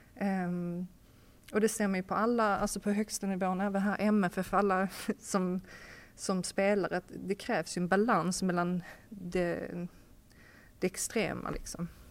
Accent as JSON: {"language": "Swedish", "country": "Sweden", "also_born_or_lived": "Hamburg, Germany / Copenhagen, Denmark", "moved": "as an adult", "said": "som, som svensk"}